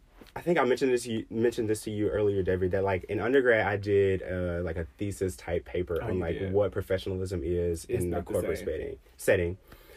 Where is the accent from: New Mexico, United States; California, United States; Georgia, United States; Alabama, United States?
Alabama, United States; Birmingham; moved away as an adult; now in Washington, D.C. area, United States; I'm from Alabama, born and raised in Birmingham, Alabama. If you're from the 205, shout out.